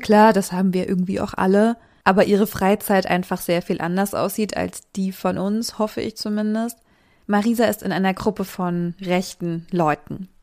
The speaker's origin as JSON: {"language": "German", "region": "a small town in the Thuringian Forest", "country": "Germany", "tie": "born or raised there", "moved": "yes", "said": "Die Grundeinstellung zu diesen Idealen oder auch Ideologien, die rechte Menschen vertreten, ist in dem Ort auf jeden Fall, wo ich herkomme, sehr akzeptierend."}